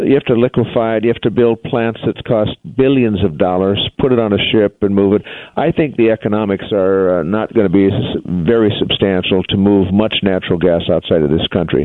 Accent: North Dakota, United States; North Dakota, there's probably more hydraulic fracturing going on in my home state than anywhere at the moment.

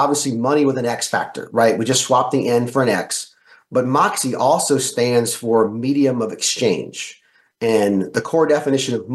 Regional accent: the South, United States; I grew up in the South

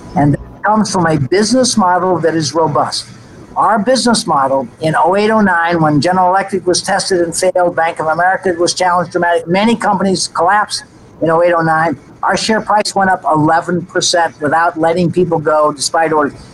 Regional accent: United States; as an American

